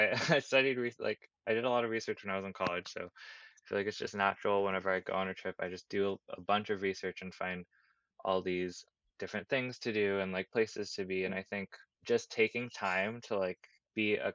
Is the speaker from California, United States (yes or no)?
yes; Davis, California, United States; moved away as an adult; also born or lived in Santa Barbara, California / Brooklyn, New York; now in New York, United States; I grew up in Davis, California, and then I went to school in Santa Barbara